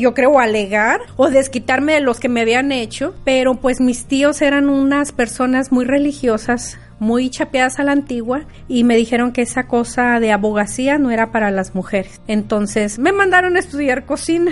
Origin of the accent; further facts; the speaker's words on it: Rioverde, San Luis Potosí, Mexico; moved away; also born or lived in Arizona; soy de Río Verde, San Luis Potosí, México